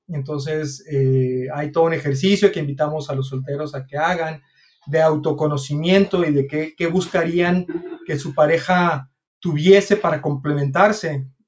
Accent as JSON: {"language": "Spanish", "region": "California", "country": "United States", "tie": "born or raised there", "also_born_or_lived": "Taxco, Guerrero, Mexico / Cuernavaca, Morelos, Mexico", "first_language": "English", "second_language": "Spanish", "moved": "yes", "lives_now": "Monterrey, Mexico", "said": "soy oriundo de Tasco Guerrero, crecí en California y luego Cuernavaca y luego me vine a estudiar a Monterrey"}